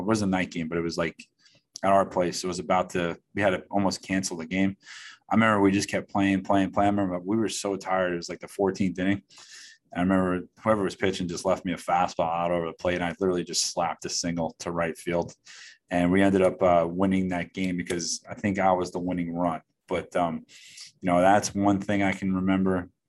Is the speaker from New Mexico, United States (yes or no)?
no; New York City, New York, United States; I grew up in Queens.